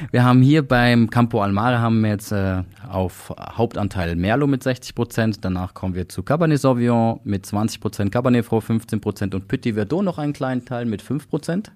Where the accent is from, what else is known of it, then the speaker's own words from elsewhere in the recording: Switzerland; bei uns in der Schweiz